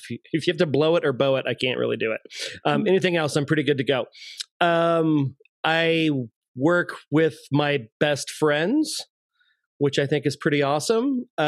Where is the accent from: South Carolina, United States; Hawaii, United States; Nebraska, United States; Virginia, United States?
Virginia, United States; moved away as an adult; also born or lived in Arizona; now in Westminster, Colorado, United States; I live in Westminster, Colorado. I'm originally from Virginia. I went to college in Arizona for undergrad. I went to Virginia Tech for my master's degree. I got an MBA from Tech.